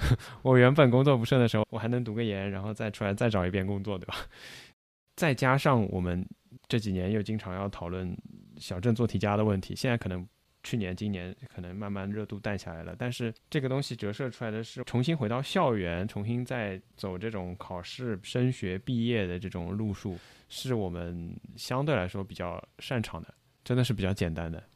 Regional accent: Shanghai, China; 我几乎没有长时间离开过上海

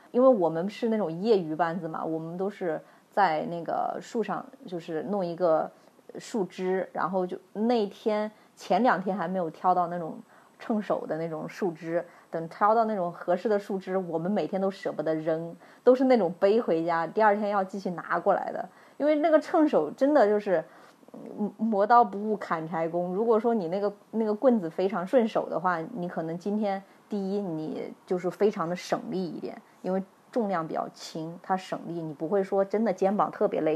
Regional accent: Henan, China; also born or lived in Yunnan; now in Shanghai, China; 我们老家河南

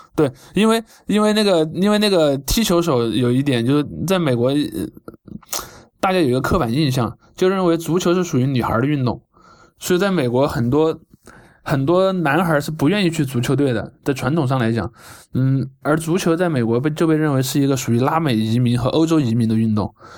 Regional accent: China; 他唱国歌不会像我们中国这样就弄得那么严肃

